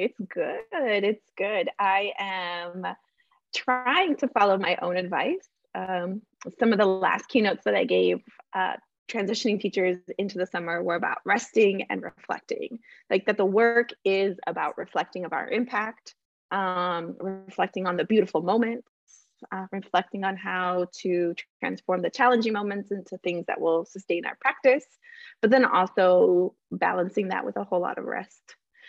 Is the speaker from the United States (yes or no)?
no; Colombia; we came from Colombia, a country that was facing a lot of violence, yet Colombian people are known for